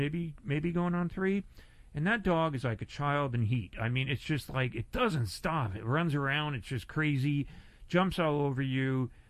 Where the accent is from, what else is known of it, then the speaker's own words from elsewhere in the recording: Northeast, United States; because I grew up in the Northeast, and when I talked, same. I was like, the dog, I'm going to walk the dog.